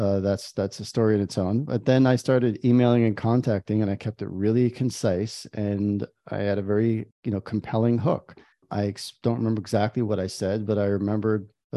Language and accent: English; New York, United States; now in Israel; I am in Israel and I've been here for many years. I grew up in New York. That's a small town on the East Coast.